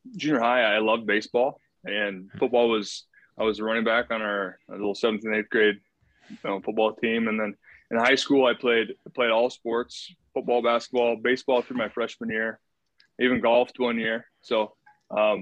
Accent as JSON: {"language": "English", "town": "Jefferson", "region": "Iowa", "country": "United States", "tie": "born or raised there", "said": "I grew up in Jefferson, Iowa."}